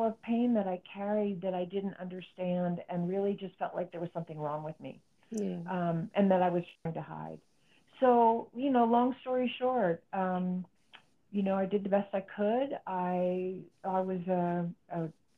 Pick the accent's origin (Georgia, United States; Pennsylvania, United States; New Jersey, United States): New Jersey, United States; now in New Mexico, United States; I grew up in New Jersey